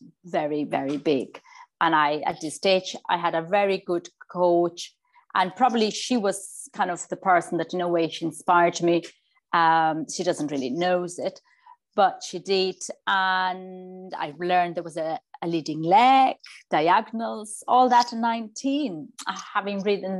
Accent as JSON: {"language": "English", "town": "Barcelona", "region": "Catalonia", "country": "Spain", "tie": "born or raised there", "moved": "as an adult", "lives_now": "Tipperary, Ireland", "said": "I was born and bred in Barcelona"}